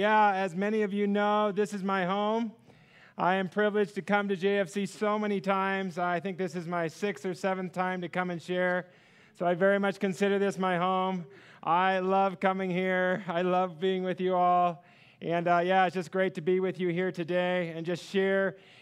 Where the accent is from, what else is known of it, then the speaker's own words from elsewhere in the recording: California, United States; We are from California. That was our life.